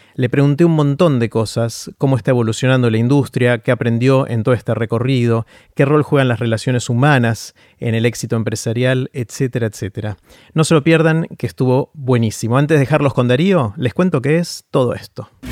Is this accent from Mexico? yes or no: no; Argentina; soy argentino